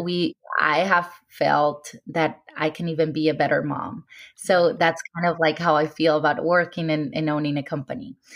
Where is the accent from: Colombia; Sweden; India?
Colombia; Cartagena, Bolívar; also born or lived in Medellín, Colombia; I grew up in Cartagena with my parents